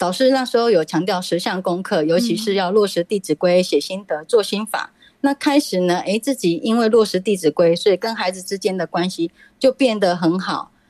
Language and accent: Chinese; Taoyuan, Taiwan